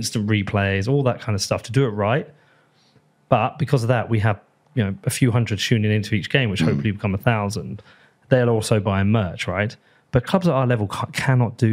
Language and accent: English; Bedford, East of England, United Kingdom; it's a really nice part of the town. Mm. I love it. I love my hometown